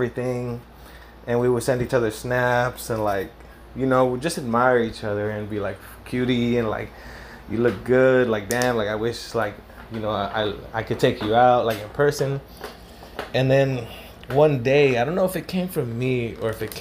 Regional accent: Los Angeles, California, United States; oh, you're from LA? And I was like, yeah

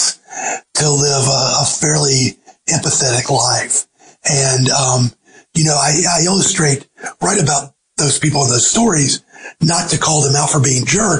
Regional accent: Georgia, United States; moved away; also born or lived in the Carolinas; in Georgia, but it was in my hometown

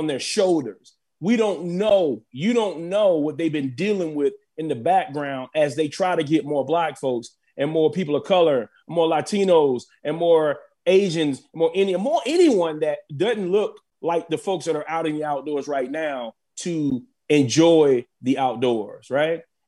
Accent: South Carolina, United States; I want to give a huge shout out to my home state, which is South Carolina. I was born and raised in South Carolina

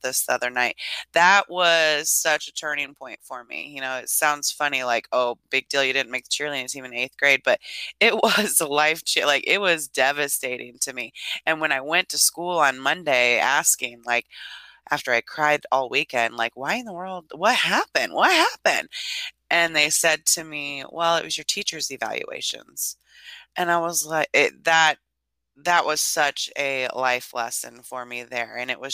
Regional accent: Lincoln, Illinois, United States; also born or lived in Idaho; I was raised in a small town in Illinois, central Illinois. My hometown is Lincoln, Illinois

